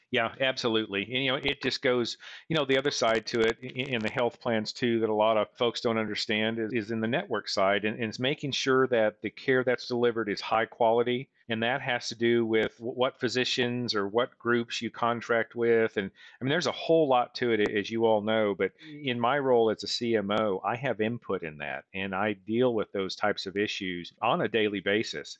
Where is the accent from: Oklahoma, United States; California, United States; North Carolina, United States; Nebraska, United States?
Oklahoma, United States; Weatherford; my hometown of Weatherford